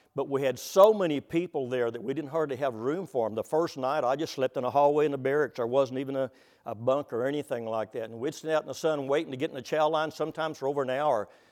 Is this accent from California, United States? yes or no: no; Texas, United States; now in Oklahoma, United States; I'm from Texas